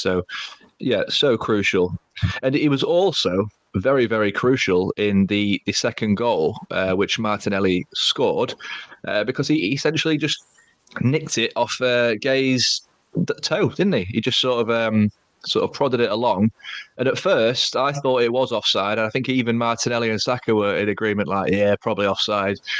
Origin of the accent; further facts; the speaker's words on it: Grimsby, Yorkshire and the Humber, United Kingdom; also born or lived in Lincolnshire; we're from Lincolnshire, but I was born in Grimsby